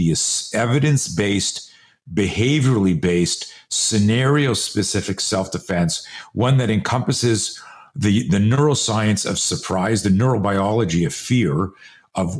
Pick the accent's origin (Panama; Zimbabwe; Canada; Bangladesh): Canada; now in United States; I grew up in Canada. I'm a US citizen now. I live in the States, but I grew up in Canada